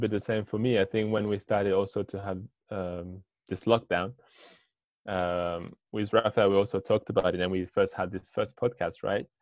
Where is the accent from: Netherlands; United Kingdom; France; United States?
France; English is a second language; I'm from France. I'm 25